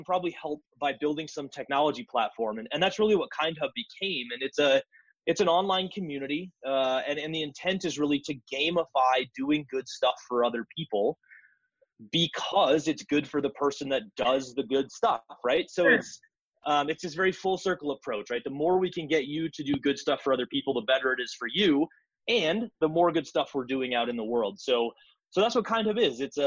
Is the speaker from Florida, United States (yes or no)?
no; Northwest Iowa, United States; moved away as an adult; also born or lived in South Dakota; now in Denver, United States; I grew up in Northwest Iowa, which is about 45 minutes from Sioux Falls